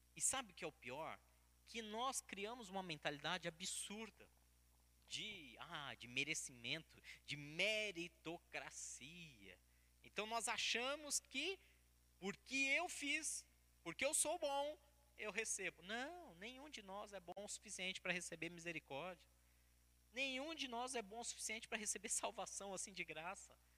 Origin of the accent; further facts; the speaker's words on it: Brazil; Como bons brasileiros